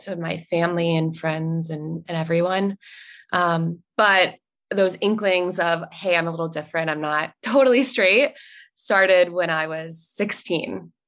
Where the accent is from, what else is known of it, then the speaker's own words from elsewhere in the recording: North Carolina, United States; moved away as an adult; also born or lived in Italy; now in San Francisco, United States; I grew up in the South, in North Carolina.